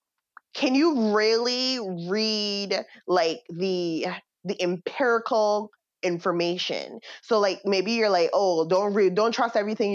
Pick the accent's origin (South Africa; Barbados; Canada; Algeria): Barbados; moved away; growing up in Barbados